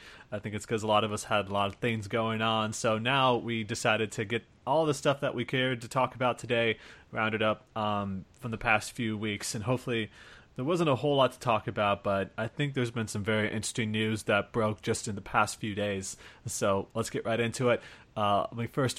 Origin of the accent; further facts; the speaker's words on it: Iowa, United States; now in California, United States; I'm from Iowa